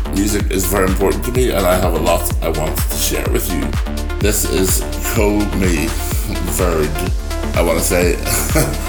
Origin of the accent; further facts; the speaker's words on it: Northern Ireland, United Kingdom; I'm from the British Isles. I'm from Northern Ireland.